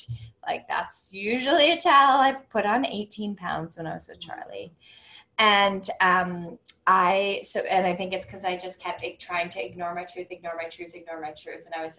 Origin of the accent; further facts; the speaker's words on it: North Vancouver, British Columbia, Canada; when I was with my friends that I grew up with in North Van, they were all starting to get married.